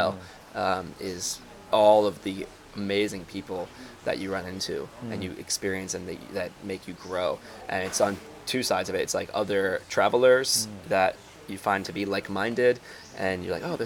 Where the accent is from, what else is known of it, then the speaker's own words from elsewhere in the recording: United States; moved away; as an American